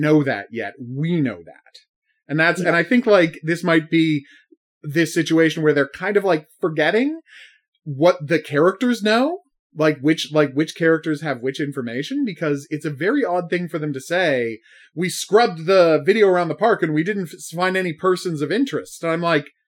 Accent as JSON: {"language": "English", "country": "Canada", "said": "I'm Canadian"}